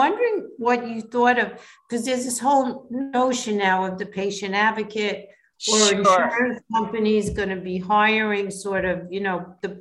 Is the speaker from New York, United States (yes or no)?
yes; New York, United States; moved away as an adult; now in Philadelphia, United States; I am a New Yorker